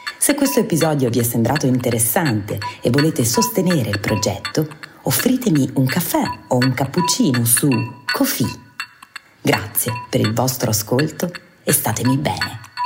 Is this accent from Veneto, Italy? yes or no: no; Apulia, Italy; essendo io pugliese è chiaro che eh, insomma mh, mm, ci sono proprio un po' cresciuta